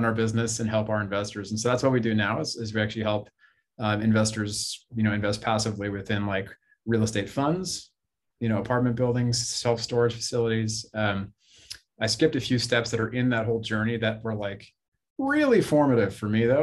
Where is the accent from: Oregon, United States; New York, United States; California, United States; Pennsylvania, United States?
California, United States; Bay Area; I grew up in the Bay Area, California. It's where I am right now